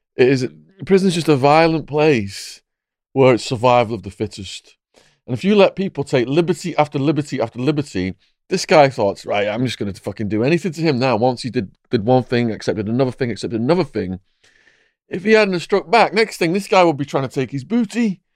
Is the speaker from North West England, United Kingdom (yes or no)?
yes; Widnes, North West England, United Kingdom; my hometown, Widnes